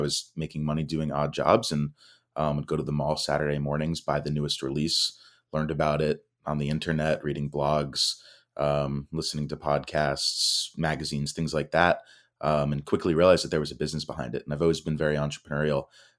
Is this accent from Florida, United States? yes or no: yes; Miami, Florida, United States; So I grew up here in South Florida in the Miami area.